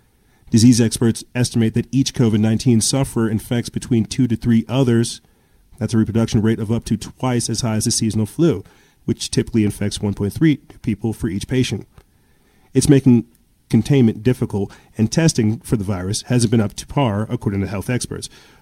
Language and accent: English; United States; you know, I'm American.